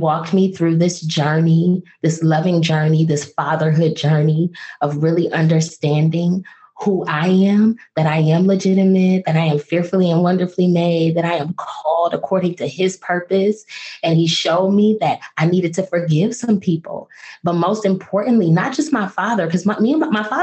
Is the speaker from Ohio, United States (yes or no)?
yes; Toledo, Ohio, United States; moved away; also born or lived in Washington, D.C.; I am from Toledo, Ohio